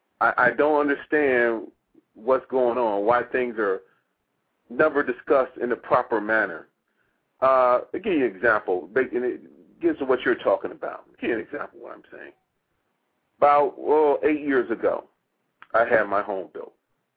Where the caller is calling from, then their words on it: Washington, District of Columbia, United States; I'm calling from Washington, Maryland, Washington, D.C.